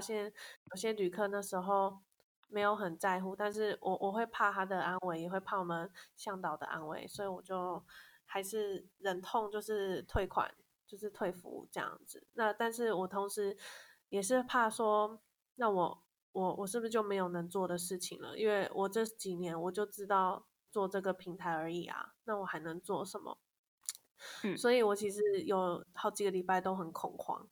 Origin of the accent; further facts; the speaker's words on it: Kaohsiung, Taiwan; moved away as an adult; also born or lived in northern Taiwan; 我是高雄人，然后我大学之后就基本上一直待在北部